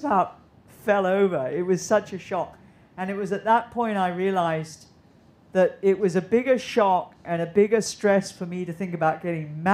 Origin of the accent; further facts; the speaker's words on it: Hong Kong; I grew up here in Hong Kong